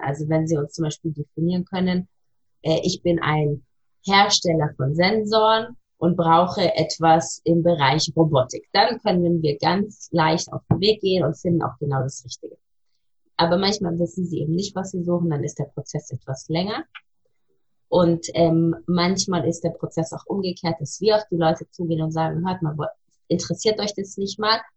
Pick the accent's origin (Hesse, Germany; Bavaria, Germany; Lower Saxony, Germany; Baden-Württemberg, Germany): Bavaria, Germany; Munich; moved away as an adult; also born or lived in Berlin / London; now in Tel Aviv, Israel; gebürtige Münchnerin, habe dort ähm, studiert an der Ludwig-Maximilian-Universität